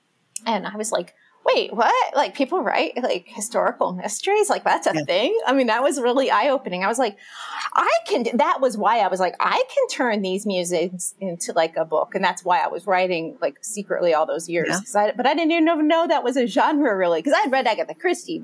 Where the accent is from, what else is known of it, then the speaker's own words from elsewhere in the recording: Philadelphia, Pennsylvania, United States; now in Chicago, United States; I grew up in Philadelphia